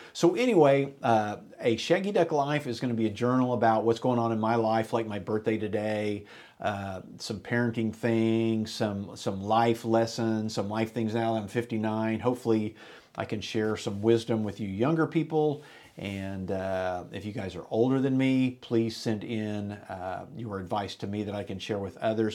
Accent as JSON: {"language": "English", "town": "Enid", "region": "Oklahoma", "country": "United States", "tie": "born or raised there", "said": "me and my buddies growing up in Enid, Oklahoma"}